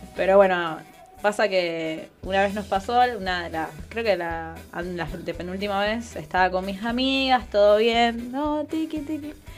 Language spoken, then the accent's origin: Spanish; Ciudad Bolívar, Bolívar, Venezuela; moved away; mi ciudad natal, de la capital de mi provincia